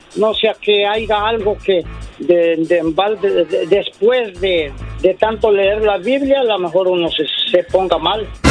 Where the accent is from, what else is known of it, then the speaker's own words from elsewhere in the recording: Puebla, Mexico; yo soy de México, del estado de Puebla.